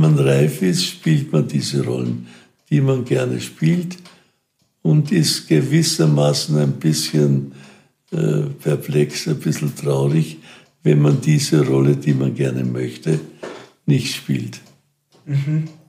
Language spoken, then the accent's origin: German; Wiener Neustadt, Lower Austria, Austria; also born or lived in Burgenland; Ich komme aus Wiener Neustadt